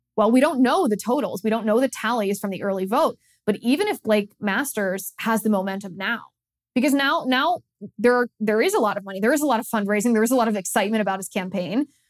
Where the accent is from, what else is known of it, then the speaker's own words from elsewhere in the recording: Ohio, United States; moved away; also born or lived in California; my home state of Ohio